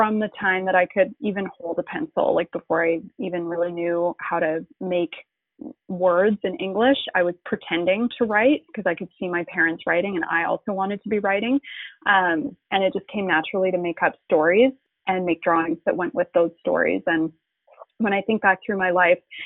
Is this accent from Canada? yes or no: yes; Calgary, Alberta, Canada; the art school that was located in Calgary, which is my hometown